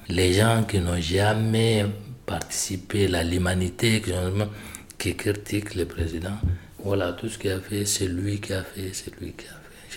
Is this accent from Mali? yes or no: yes; Mali; now in France; je viens de Mali. J'ai arrivé en France très longtemps parce que euh, moi, je suis de paysan. On est à la limite de Mali et Mauritanie